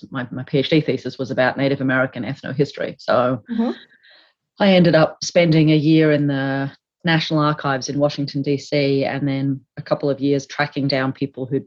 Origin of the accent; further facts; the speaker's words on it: Canberra, Australian Capital Territory, Australia; So I'm Australian, right? I grew up, here in Canberra, actually, which is where I am now